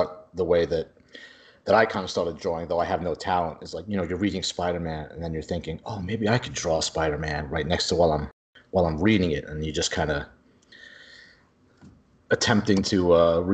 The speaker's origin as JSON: {"language": "English", "region": "New York", "country": "United States", "moved": "yes", "lives_now": "Tyler, United States", "said": "I'm originally from New York. I live in Texas now"}